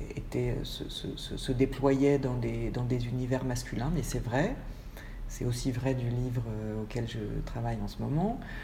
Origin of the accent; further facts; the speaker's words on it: Paris, Île-de-France, France; moved away as an adult; also born or lived in Manchester; je suis née à Paris il y a 52 ans